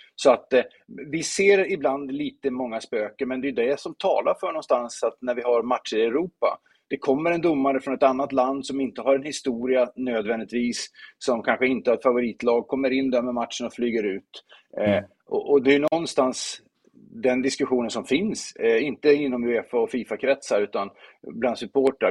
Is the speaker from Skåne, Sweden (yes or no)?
no; Luleå, Norrbotten County, Sweden; jag kommer från Luleå och spelar fotboll med IFK Luleå